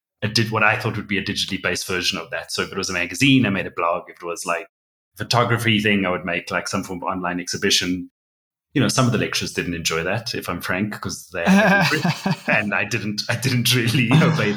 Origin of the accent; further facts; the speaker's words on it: Cape Town, Western Cape, South Africa; moved away as an adult; now in Johannesburg, South Africa; I'm originally from Cape Town, South Africa, and now I live in Joburg, and I've been here about 6 years.